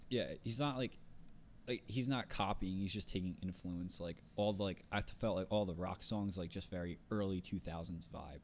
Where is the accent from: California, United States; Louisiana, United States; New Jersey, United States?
New Jersey, United States; accent: North Jersey; I'm from North Jersey